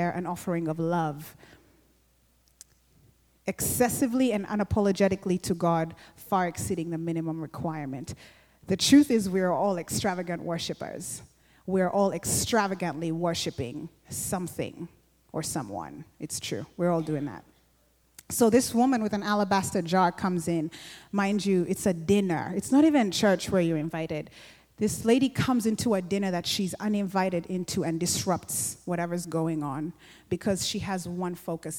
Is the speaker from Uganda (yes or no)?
yes; Uganda; I grew up in Uganda, and like we still have kingdoms for some of the tribes there